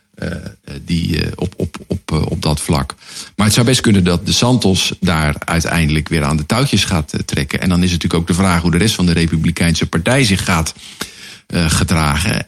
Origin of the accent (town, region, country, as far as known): Netherlands